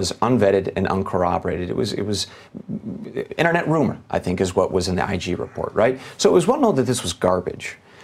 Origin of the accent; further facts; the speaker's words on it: United States; as an American